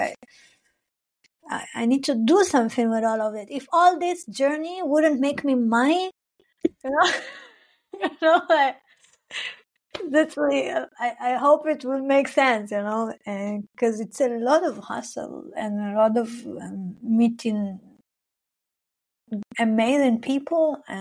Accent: Arad, Southern District, Israel; first language Hebrew; English is a second language; moved away as an adult; now in Berlin, Germany; I'm originally, I'm from Israel, Palestine. I grew up in the desert of Israel. It's called Arad

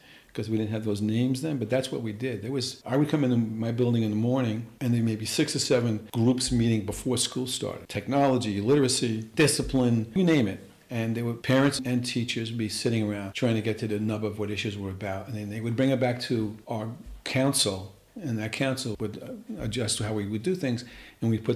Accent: New York City, New York, United States; In Queens, Rosedale, where Italian kids weren't expected to be good students necessarily

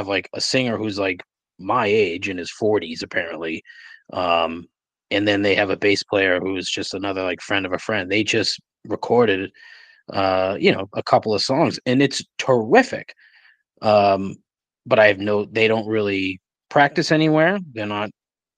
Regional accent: Raynham, Massachusetts, United States; I grew up in Rainham

